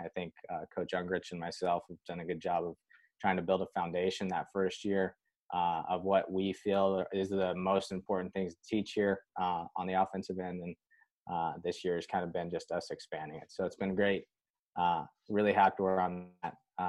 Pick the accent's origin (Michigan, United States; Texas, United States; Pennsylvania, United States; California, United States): California, United States; moved away as an adult; also born or lived in Nevada; I was originally from California.